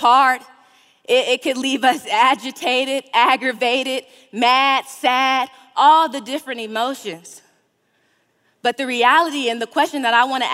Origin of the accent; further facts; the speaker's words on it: California, United States; I'm from California